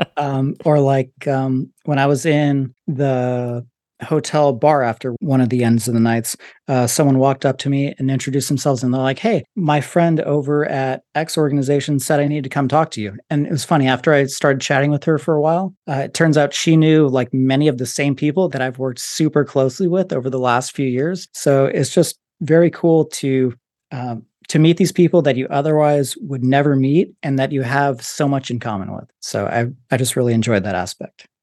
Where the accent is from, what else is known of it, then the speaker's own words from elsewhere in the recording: Las Vegas, Nevada, United States; I'm even from Vegas